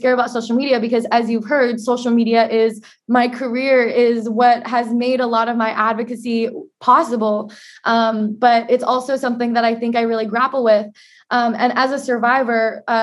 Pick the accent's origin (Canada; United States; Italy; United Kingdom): United States; Portland, Oregon; As an Asian American growing up in Portland, Oregon, the whitest major city in the United States